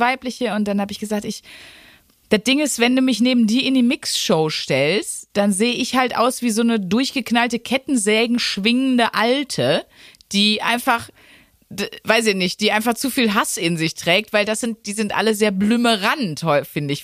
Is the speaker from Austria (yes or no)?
no; Wuppertal, North Rhine-Westphalia, Germany; moved away; also born or lived in Ruhr area; meiner alten Heimatstadt Wuppertal